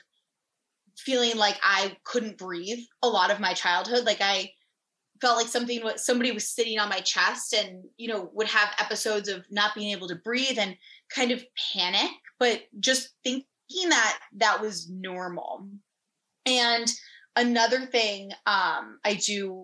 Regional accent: Fairfield, Connecticut, United States; I was born and raised in Fairfield, Connecticut, and I'm still here to this day.

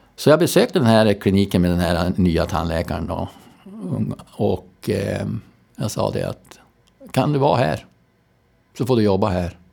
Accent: Robertsfors, Västerbotten County, Sweden; also born or lived in Storröningsberg; now in Skellefteå, Sweden; jag är från Robertsfors

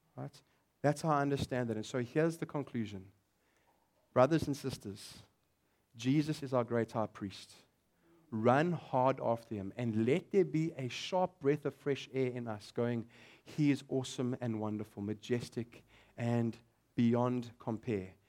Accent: South Africa; But I am a South African

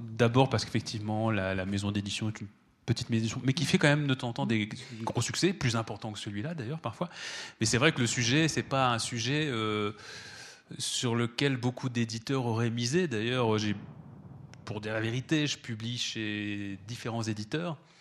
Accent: France; chez nous en France

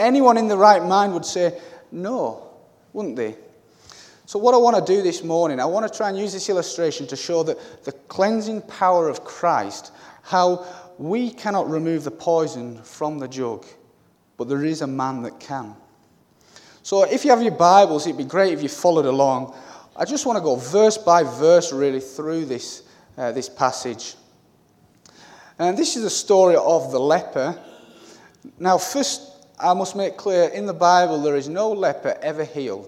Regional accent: Cumbria, North West England, United Kingdom; moved away; I'm originally from Cumbria, near the Lake District

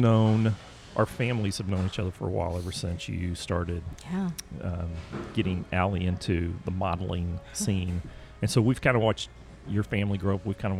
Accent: Oklahoma, United States; I'm from Oklahoma.

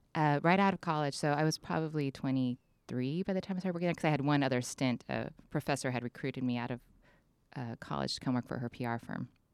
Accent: San Diego, California, United States; moved away as an adult; also born or lived in Orange County; now in San Luis Obispo, United States; I was raised primarily in San Diego and Orange County

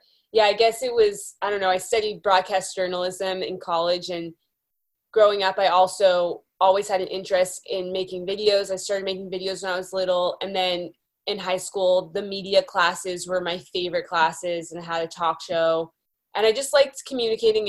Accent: Beverly, Massachusetts, United States; now in California, United States; I grew up in Beverly, Massachusetts, just north of Boston

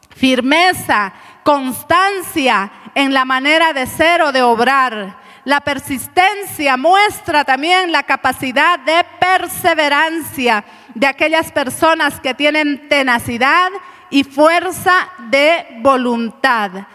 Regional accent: Cochabamba, Bolivia; hemos comido un sustancioso platito en la mañana, delicioso como buenos cochabambinos

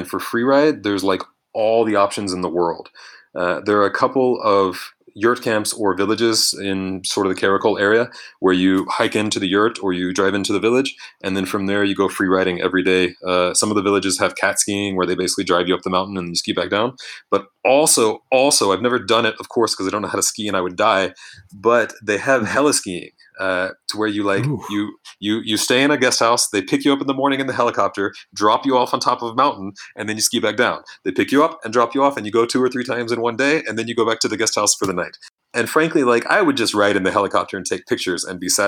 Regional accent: Louisiana, United States; moved away as an adult; now in Bishkek, Kyrgyzstan; I'm from Louisiana, right? I didn't grow up skiing. I didn't grow up with winter at all, period

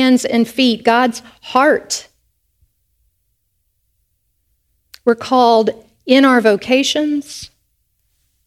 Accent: North Carolina, United States; I grew up in North Carolina, which is part of the Bible Belt

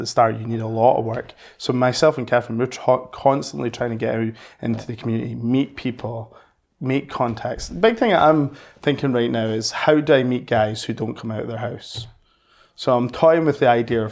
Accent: Scotland, United Kingdom; as Scottish people

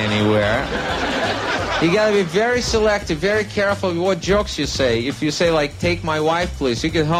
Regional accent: Russia; moved away; I am actually from Russia. I was born there, grew up there, worked as a comedian out there.

